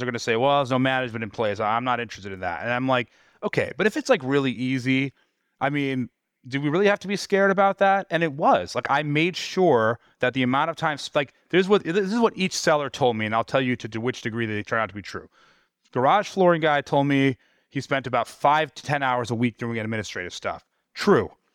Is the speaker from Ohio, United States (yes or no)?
no; New York, United States; moved away; my hometown in New York